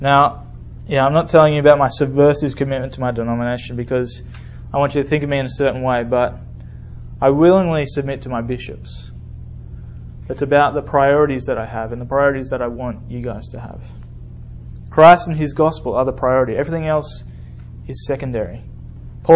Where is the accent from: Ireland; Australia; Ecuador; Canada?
Australia; moved away as an adult; now in Alabama, United States; I'm from Australia.